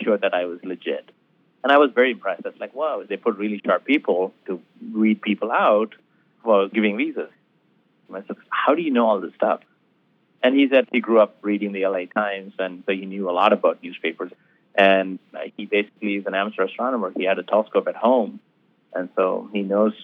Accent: India; moved away; also born or lived in Tucson, Arizona; being Indian

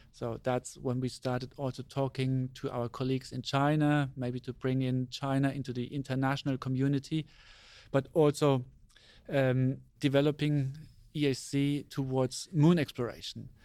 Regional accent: Germany; I was born in Germany, and I grew up in Germany

